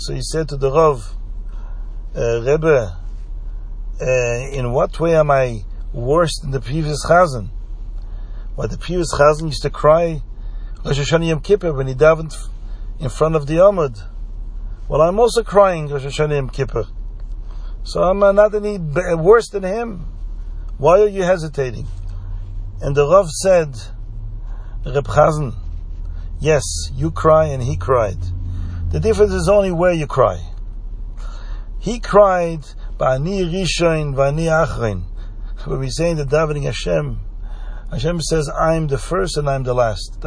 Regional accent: Belgium; where I grew up in Belgium

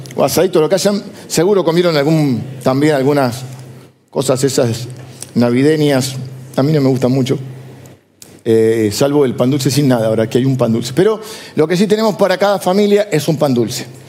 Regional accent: Argentina; somos argentinos, pero antes de que argentinos somos ciudadanos del reino de Dios

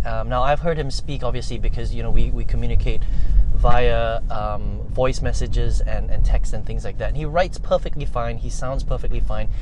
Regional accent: Malaysia; I'm Chinese, right? I'm Malaysian Chinese

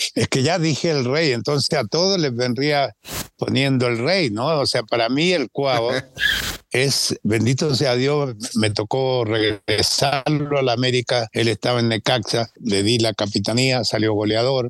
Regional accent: Chile; moved away as an adult; now in Mexico; Católica, de la U, de Colo Colo, que eran los tres equipos que son los equipos más importantes de mi tierra

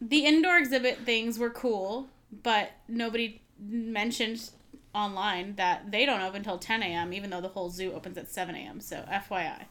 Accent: California, United States; we're from California

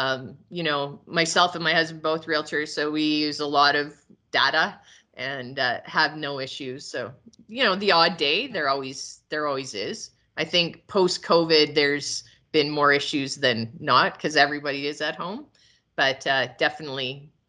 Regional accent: Calgary, Alberta, Canada; now in Lyalta, Canada; we moved to Lyalta from Calgary. I was born and raised in Calgary. And thought I was a city girl, but no more.

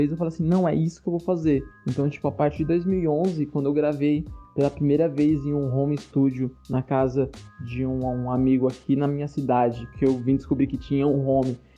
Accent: São Paulo, Brazil; Como eu sou aqui do, do interior de São Paulo, tive acesso à internet depois de muito tempo, não tive vivência de colar em batalha em São Paulo, nada disso.

